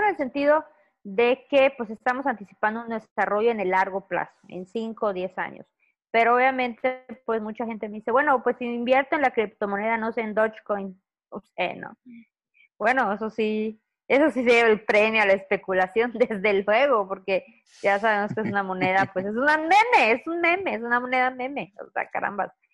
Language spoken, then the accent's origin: Spanish; Mérida, Yucatán, Mexico; also born or lived in Campeche / Ciudad del Carmen / Chetumal; yo soy de Yucatán, orgullosamente yucateca